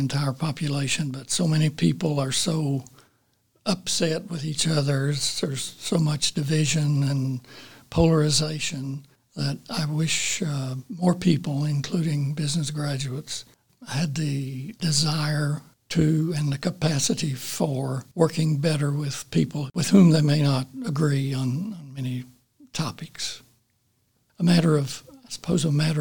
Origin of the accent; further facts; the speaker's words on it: Honaker, Virginia, United States; I grew up in southwestern end of Virginia in the mountain area.